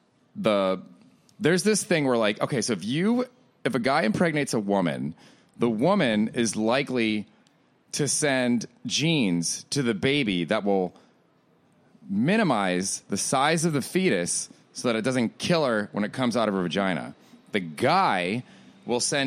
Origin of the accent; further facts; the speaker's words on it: Florida, United States; I grew up in Florida, so the space shuttle, we would hear the booms frequently